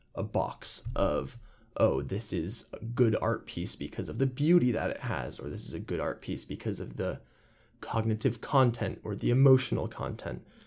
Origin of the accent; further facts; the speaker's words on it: San Anselmo, California, United States; my hometown of San Anselmo